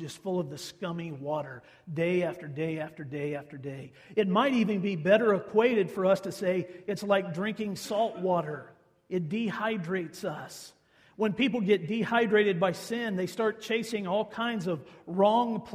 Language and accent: English; central Kansas, United States; now in Libby, United States; the center of the state of Kansas, which has been referred to for years and years and years as Tornado Alley. That's where we grew up